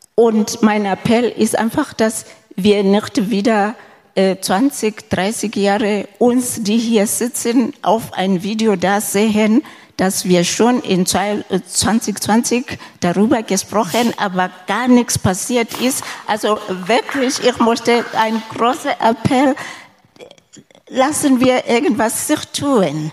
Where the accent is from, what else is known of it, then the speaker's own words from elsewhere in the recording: Lesotho; moved away; ich komme selber aus Lesotho im südlichen Afrika